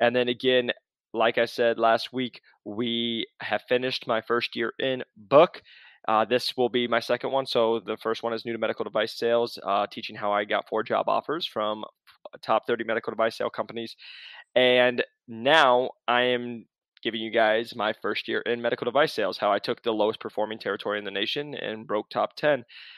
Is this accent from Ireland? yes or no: no; Iowa, United States; So I don't tell people I'm from Iowa anymore. I have to tell them I'm from Arizona because I'm a wimp.